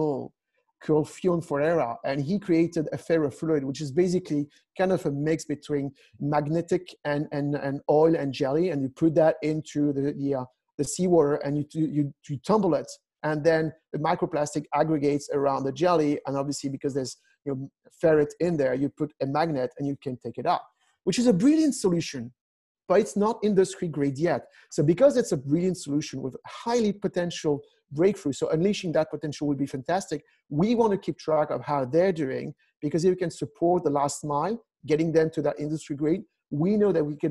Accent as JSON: {"language": "English", "country": "France", "moved": "yes", "said": "I'm from France originally"}